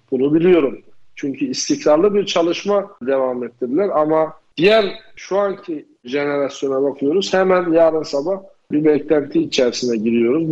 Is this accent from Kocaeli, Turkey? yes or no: no; Erzurum, Turkey; ben de Erzurumluyum